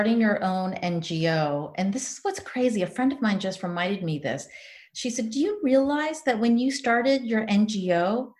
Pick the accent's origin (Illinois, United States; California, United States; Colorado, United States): California, United States; San Diego; moved away as an adult; also born or lived in Tanzania; now in Spain; growing up in Rancho Pinasquitas